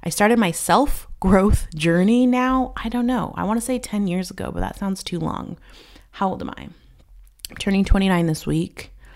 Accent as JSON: {"language": "English", "country": "United States", "also_born_or_lived": "Spain", "moved": "as an adult", "lives_now": "Albania", "said": "as an American"}